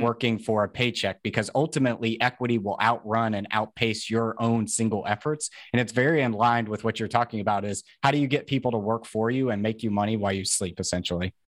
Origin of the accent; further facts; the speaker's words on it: Tennessee, United States; I'm from Tennessee